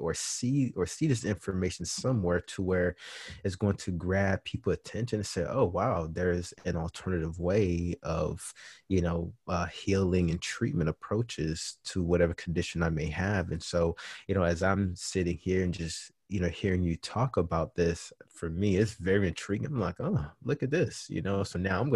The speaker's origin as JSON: {"language": "English", "town": "Miami", "region": "Florida", "country": "United States", "moved": "yes", "lives_now": "Denton, United States", "said": "originally I'm from Miami, Florida"}